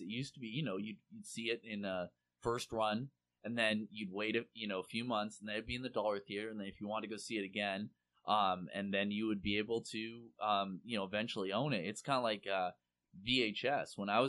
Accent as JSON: {"language": "English", "town": "Seattle", "region": "Washington", "country": "United States", "tie": "born or raised there", "also_born_or_lived": "California", "moved": "yes", "said": "I grew up in Seattle, but when I lived in California"}